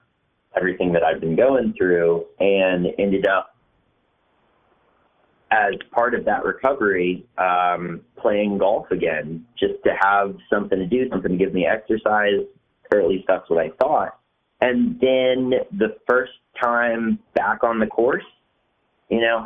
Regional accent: Western North Carolina, United States; moved away as an adult; also born or lived in New York / Los Angeles; I'm from Western North Carolina

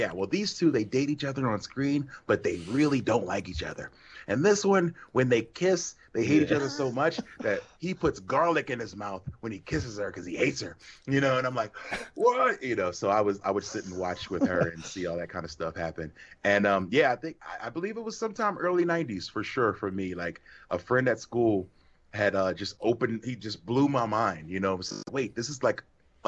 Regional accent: Philadelphia, Pennsylvania, United States; I grew up in Philly, big WWF town

